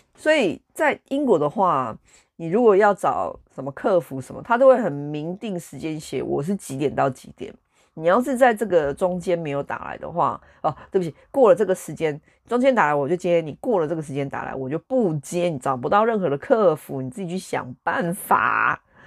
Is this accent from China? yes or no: no; Taiwan; moved away as an adult; now in United Kingdom; 我觉得我身为一个台湾人，我在台湾出生